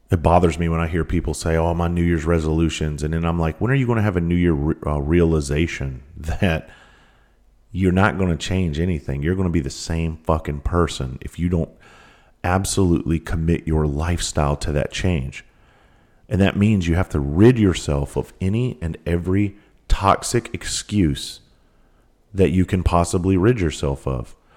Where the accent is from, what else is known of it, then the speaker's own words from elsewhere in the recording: South Carolina, United States; I grew up in South Carolina, the most southern tip of South Carolina